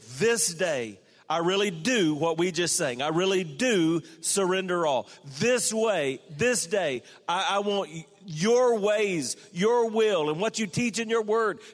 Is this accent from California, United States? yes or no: no; South Carolina, United States; moved away; from my home state, the Clemson Tigers are now the national champions